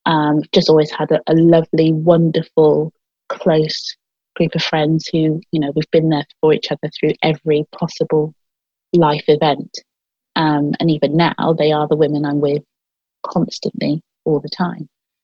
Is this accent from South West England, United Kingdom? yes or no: yes; Gloucester, South West England, United Kingdom; So Gloucester, certainly in the area that I grew up in, was so full of black people, a real mix of black and white people, actually.